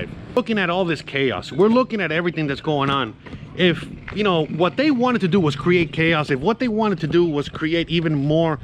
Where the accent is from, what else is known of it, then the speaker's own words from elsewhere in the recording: United States; I'm American